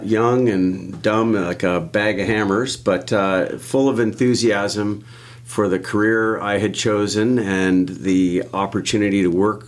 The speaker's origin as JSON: {"language": "English", "town": "Ottawa", "region": "Ontario", "country": "Canada", "tie": "born or raised there", "also_born_or_lived": "Barbados", "said": "I was born and raised in Ottawa, Ontario, Canada, about as far away from the ocean as you can get"}